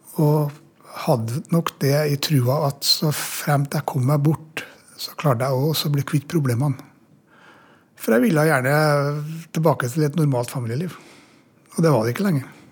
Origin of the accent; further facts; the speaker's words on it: Norway; also born or lived in Namsos; hjemme i Norge